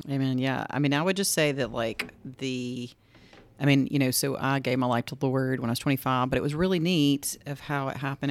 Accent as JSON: {"language": "English", "town": "Greensboro", "region": "Georgia", "country": "United States", "tie": "born or raised there", "said": "I grew up in Greensboro, Georgia, which is only like an hour, hour and fifteen from here"}